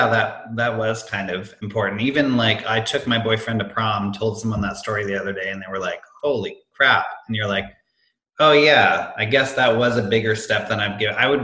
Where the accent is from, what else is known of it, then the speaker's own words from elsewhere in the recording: Amherst, Massachusetts, United States; moved away as an adult; also born or lived in Hanover, New Hampshire / Boston; now in Chicago, United States; I grew up in Western Mass in this town called Amherst